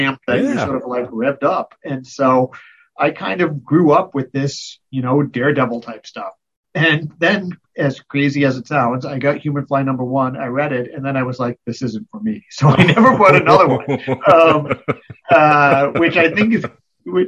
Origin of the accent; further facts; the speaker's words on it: Rhode Island, United States; I grew up in Rhode Island